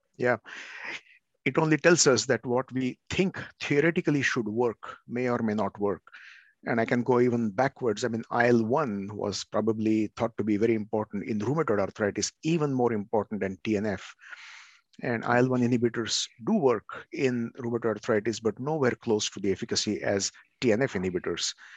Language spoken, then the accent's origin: English; India; now in Oregon, United States; I'm from India